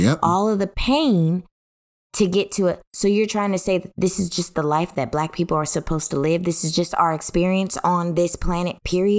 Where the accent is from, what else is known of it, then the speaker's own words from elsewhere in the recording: United States; I'm an American, not an African American. I'm an American.